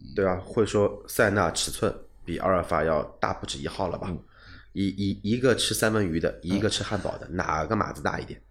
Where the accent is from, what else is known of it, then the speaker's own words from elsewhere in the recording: China; 我们中国人